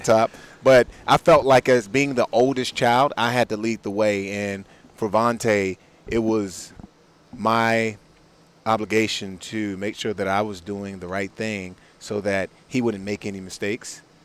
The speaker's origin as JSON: {"language": "English", "town": "Washington", "region": "District of Columbia", "country": "United States", "tie": "born or raised there", "said": "I grew up in Washington D.C."}